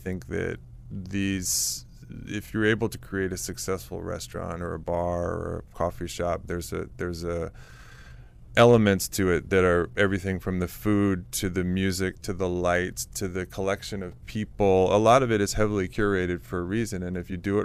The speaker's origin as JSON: {"language": "English", "town": "Washington", "region": "District of Columbia", "country": "United States", "tie": "born or raised there", "said": "I grew up in Washington, D.C. in the area. Yeah, I am a native to D.C."}